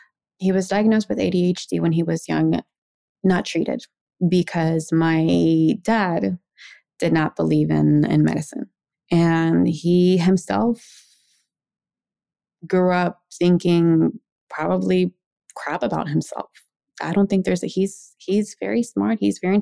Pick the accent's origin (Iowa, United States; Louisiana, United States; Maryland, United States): Maryland, United States; born there; also born or lived in Mexico; I was born here in Maryland, and in my household growing up, we called mom and dad mama y papa. We moved to Mexico when I was six, came back to the United States when I was 14.